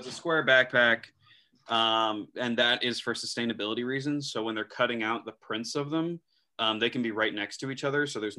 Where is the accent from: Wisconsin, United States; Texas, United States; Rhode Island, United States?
Wisconsin, United States; also born or lived in Indiana; now in New York, United States; I grew up in Wisconsin